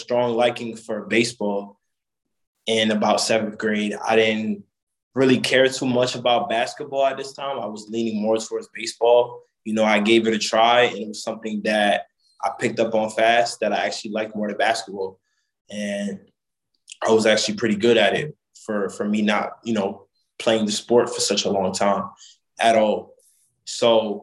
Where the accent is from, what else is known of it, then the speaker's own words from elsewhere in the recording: Jersey City, New Jersey, United States; moved away as an adult; also born or lived in Hoboken, New Jersey / Carteret, New Jersey; I'm from Jersey City, New Jersey. I was born in Hoboken